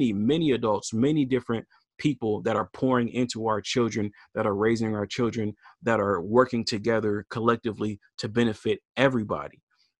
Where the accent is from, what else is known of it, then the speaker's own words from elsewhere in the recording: the South, United States; now in Portland, United States; like kind of like how we grew up back in the South, or even, man, back in the 90s, like here in Northeast Portland